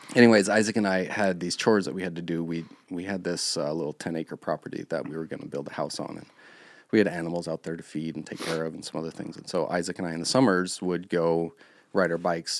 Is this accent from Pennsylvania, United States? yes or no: no; Park City, Montana, United States; also born or lived in Billings, Montana; when I was five, my parents moved us to Park City, Montana. a lot of times when I say I grew up in Park City